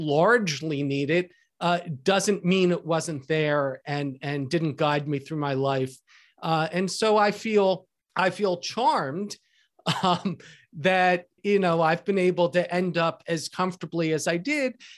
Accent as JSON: {"language": "English", "area": "outside of Philadelphia", "region": "Pennsylvania", "country": "United States", "tie": "born or raised there", "moved": "yes", "lives_now": "Seattle, United States", "said": "the house I grew up in outside of Philadelphia"}